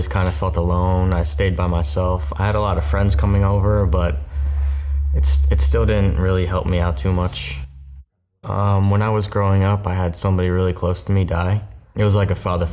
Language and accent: English; Newburgh, New York, United States; moved away as an adult; also born or lived in Florida; I was born in Newburgh, New York